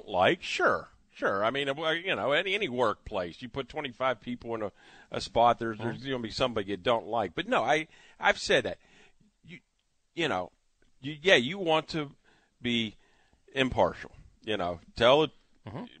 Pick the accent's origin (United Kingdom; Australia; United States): United States; Wheeling, West Virginia; moved away; I grew up in Wheeling, West Virginia